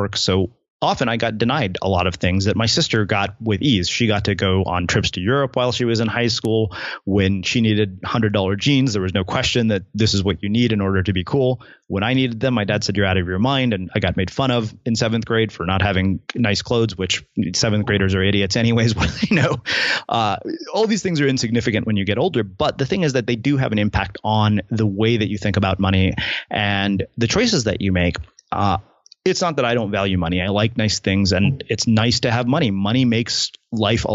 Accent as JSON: {"language": "English", "country": "United States", "said": "I'm saying this as an Indian American"}